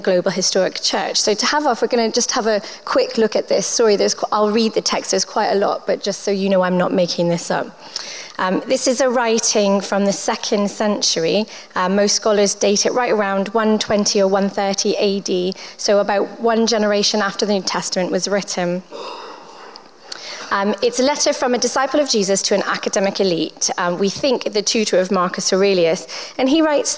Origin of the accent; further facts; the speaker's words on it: Canada; now in Winchester, United Kingdom; I'm Canadian and British. I am a foreigner technically in Britain because you don't have things like Timbits and good peanut butter